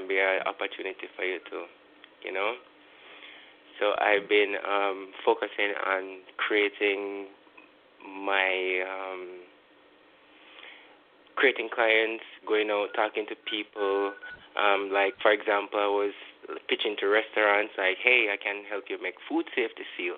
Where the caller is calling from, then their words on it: Kingston, Jamaica; I'm calling from Kingston, Jamaica